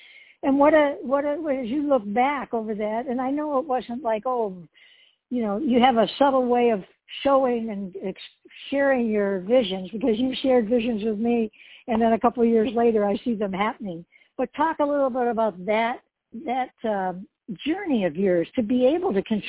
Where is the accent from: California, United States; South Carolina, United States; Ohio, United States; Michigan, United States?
Michigan, United States; Detroit; also born or lived in Hawaii; in Detroit, of course, my hometown